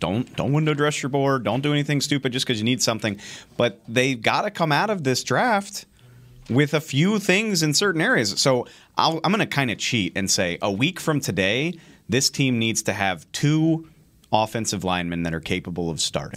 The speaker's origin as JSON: {"language": "English", "town": "New Orleans", "region": "Louisiana", "country": "United States", "tie": "born or raised there", "said": "I grew up in New Orleans"}